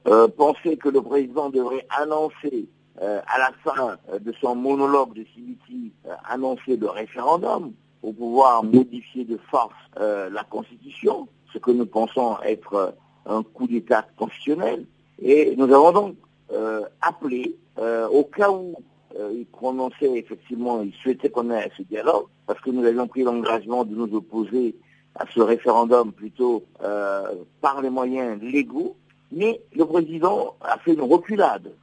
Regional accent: Republic of the Congo; Nous sommes des Congolais

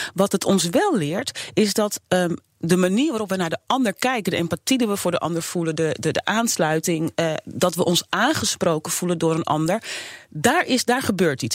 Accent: Suriname; now in Netherlands; Ik ben geboren in Suriname

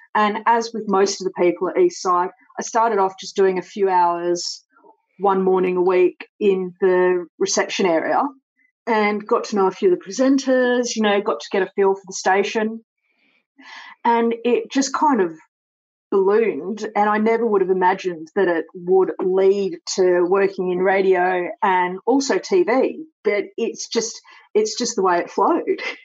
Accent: Sydney, New South Wales, Australia; also born or lived in Clovelly / Coogee / Matraville; i was born in clovelly and i grew up in bronte

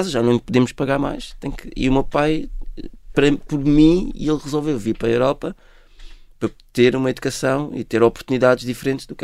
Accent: Côte d’Ivoire; born there; Foi onde eu nasci.

